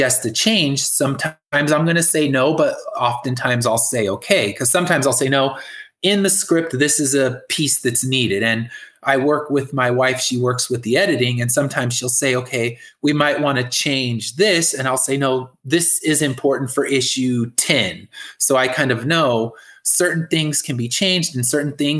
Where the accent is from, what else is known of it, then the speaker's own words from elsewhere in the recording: California, United States; I'm from California